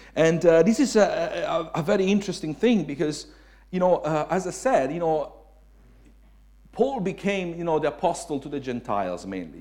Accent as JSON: {"language": "English", "country": "Italy", "also_born_or_lived": "Suffolk, United Kingdom", "second_language": "English", "moved": "as an adult", "lives_now": "United Kingdom", "said": "I was Italian"}